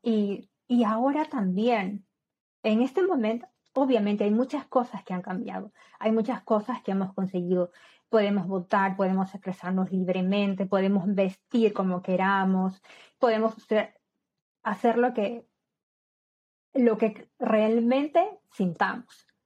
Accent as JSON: {"language": "Spanish", "country": "Peru", "moved": "yes", "said": "en mi país, como sabes, soy de Perú"}